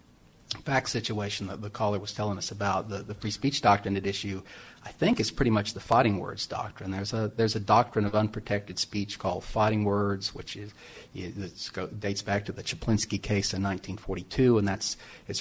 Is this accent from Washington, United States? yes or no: no; Texas, United States; I'm from Texas with lots of Bible Christians